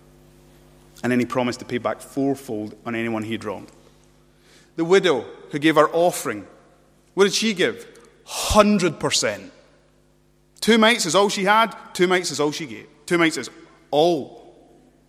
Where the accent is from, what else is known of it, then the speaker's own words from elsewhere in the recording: United Kingdom; we're British